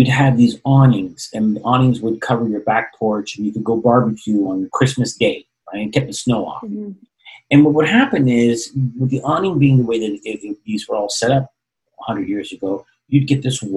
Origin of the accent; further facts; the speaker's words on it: Toronto, Ontario, Canada; moved away; I grew up in Toronto, Canada, and we used to have so much snow back in the day